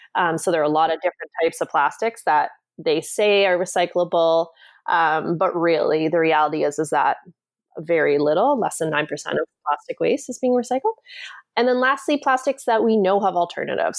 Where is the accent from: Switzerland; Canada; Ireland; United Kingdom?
Canada; also born or lived in Washington, D.C.; I grew up in Canada